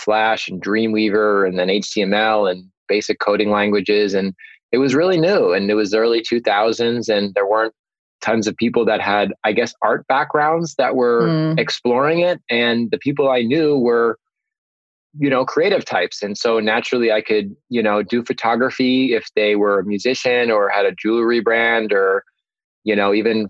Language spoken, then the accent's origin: English; Long Island, New York, United States; I'm from Long Island